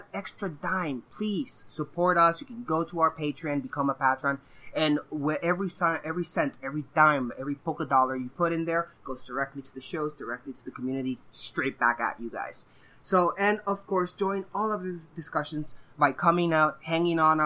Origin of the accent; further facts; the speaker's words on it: Puerto Rico; moved away; I am also from Puerto Rico, that faraway region